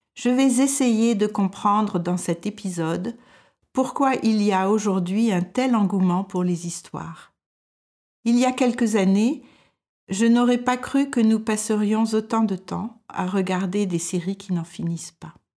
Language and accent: French; France; moved away as an adult; now in Denmark